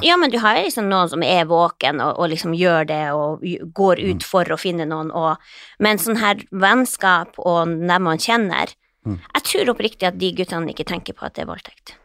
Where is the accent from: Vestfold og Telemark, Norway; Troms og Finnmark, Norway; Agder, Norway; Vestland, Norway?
Troms og Finnmark, Norway; moved away; also born or lived in Båtsfjord / Indre Billefjord; jeg er jo fra Finnmark, jeg vokst opp med sånne her grisete ja. ungkarer